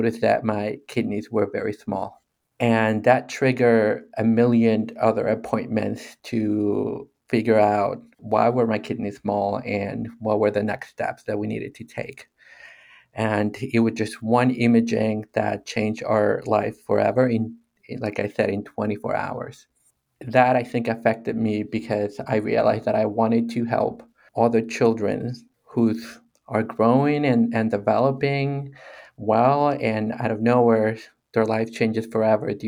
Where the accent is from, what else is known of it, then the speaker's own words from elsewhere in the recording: Mexico; moved away; growing up in Mexico